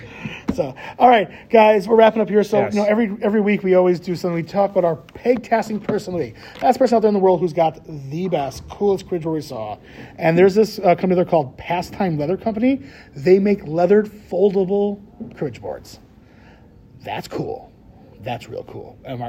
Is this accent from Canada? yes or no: no; Wisconsin, United States; That's how much we love cribbage in Wisconsin.